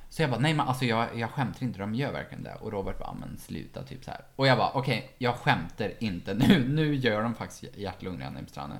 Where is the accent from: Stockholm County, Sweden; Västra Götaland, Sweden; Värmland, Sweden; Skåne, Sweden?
Värmland, Sweden; Ekshärad; moved away; från Ekshärad där jag är ifrån